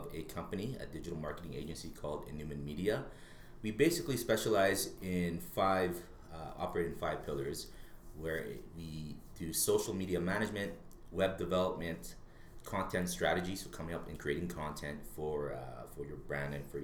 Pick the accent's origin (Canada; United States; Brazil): Canada; Winnipeg, Manitoba; moved away as an adult; now in Edmonton, Canada; I was born and raised in Winnipeg, Manitoba